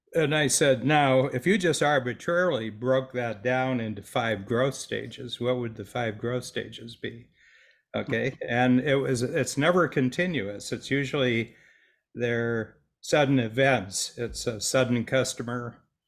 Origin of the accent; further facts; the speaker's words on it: Northern Ohio, United States; moved away as an adult; also born or lived in Toronto; I grew up with a farm boy in Northern Ohio